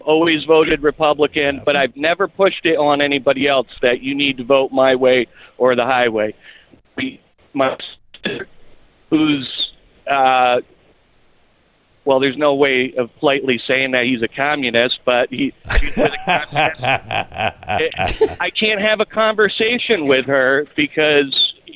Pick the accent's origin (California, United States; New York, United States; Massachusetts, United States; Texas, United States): Massachusetts, United States; now in Connecticut, United States; I'm originally from Massachusetts. I'm driving through Massachusetts. I live in Connecticut now.